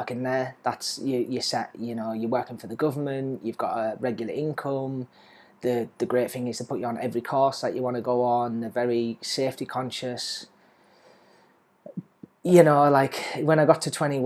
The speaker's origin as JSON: {"language": "English", "area": "Lake District", "region": "North West England", "country": "United Kingdom", "tie": "born or raised there", "moved": "as an adult", "lives_now": "Ho Chi Minh City, Vietnam", "said": "25,000 people in my town"}